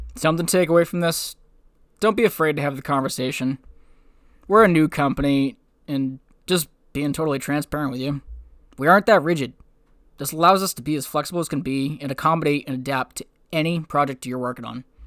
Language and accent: English; New Hampshire, United States; now in Maine, United States; my home state of New Hampshire, here in Maine